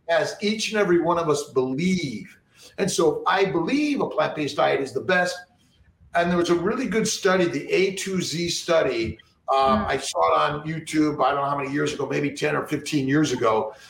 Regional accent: Los Angeles, California, United States; I grew up in Los Angeles

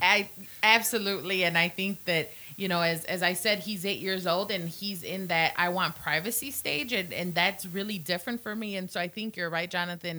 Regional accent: Illinois, United States; moved away as an adult; now in Blacksburg, United States; I am from Illinois, and so very far from home here in beautiful Southwest Virginia

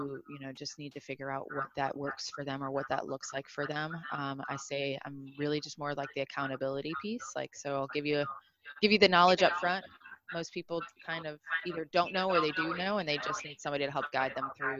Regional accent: Cleveland, Ohio, United States; moved away as an adult; also born or lived in New York; not born and raised in Cleveland, Ohio

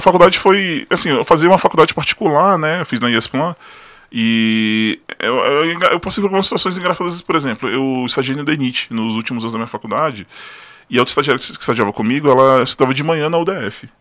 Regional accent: Brasília, Federal District, Brazil; also born or lived in Ceilândia / Rio de Janeiro / São Paulo state; Eu sou brasiliense, nasci na, na Ceilândia, morei minha vida quase inteira na Santa Maria

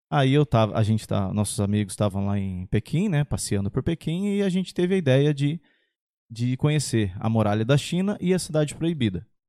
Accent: São José dos Campos, São Paulo, Brazil; Sou de São José, nascido e criado na Zona Sul, Bosque dos Eucaliptos

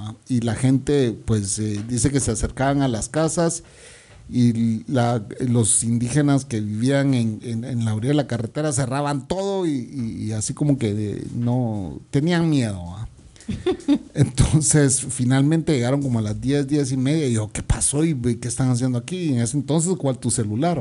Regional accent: Guatemala City, Guatemala Department, Guatemala; el centro comercial de mi vecindario, pues, donde yo crecí

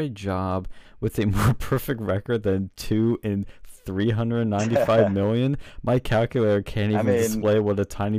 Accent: Philadelphia, Pennsylvania, United States; What happened in my hometown?

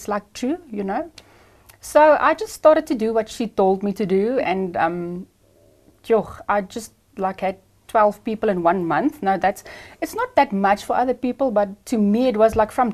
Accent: Ermelo, Mpumalanga, South Africa; I am from Ermelo, Mpumalanga.

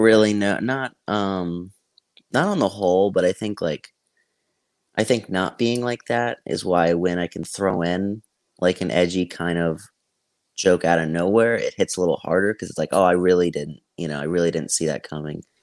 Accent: Tampa, Florida, United States; also born or lived in Greenville, South Carolina; I'm from Tampa

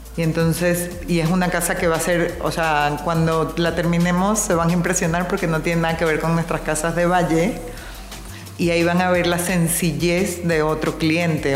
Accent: Venezuela; moved away as an adult; also born or lived in New York, United States; now in Mexico; Yo soy venezolana, Estudié mi carrera en Venezuela y me fui a vivir a Nueva York

